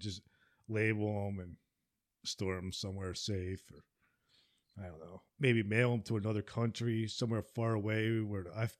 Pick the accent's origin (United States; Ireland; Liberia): United States; New Jersey; moved away